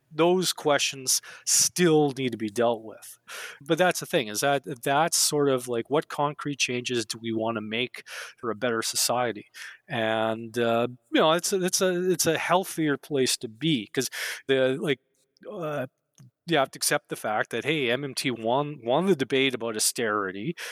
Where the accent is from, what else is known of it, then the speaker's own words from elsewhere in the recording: Canada; growing up in Canada, uh, back in the day